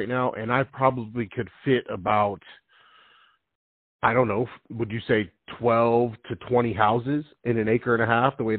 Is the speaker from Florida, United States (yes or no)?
no; Arizona, United States; you remember how we grew up in Arizona with these cookie-cutter neighborhoods?